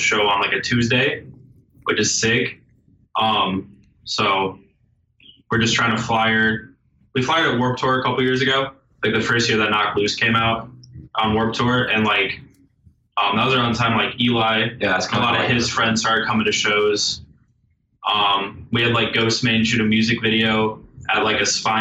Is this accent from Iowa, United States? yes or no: yes; Iowa, United States; I'm from Iowa